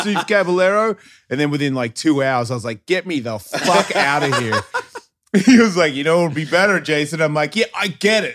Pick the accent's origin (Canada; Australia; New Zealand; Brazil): Australia; being an Australian